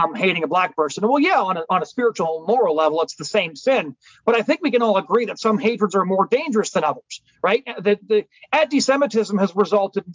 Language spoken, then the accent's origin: English; British Columbia, Canada; where I grew up in British Columbia